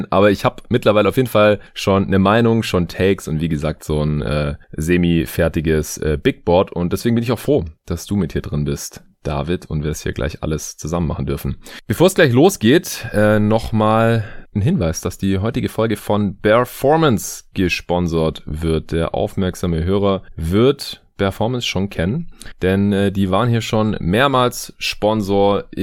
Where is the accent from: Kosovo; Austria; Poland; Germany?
Germany; Stuttgart, Baden-Württemberg; now in Berlin, Germany; ich bin ab Montag drei Wochen ungefähr in meiner alten Heimat in äh, Stuttgart.